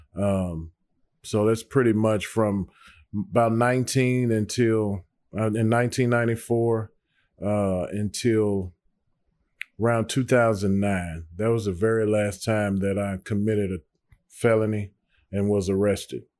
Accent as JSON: {"language": "English", "town": "Nashville", "region": "Tennessee", "country": "United States", "tie": "born or raised there", "also_born_or_lived": "Antioch, Nashville", "said": "I was born and raised in Nashville. I grew up, for the most part, uh, in the Melrose area."}